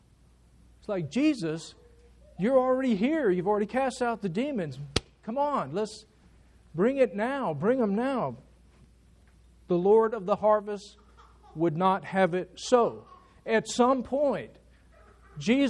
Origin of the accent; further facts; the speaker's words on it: United States; As Americans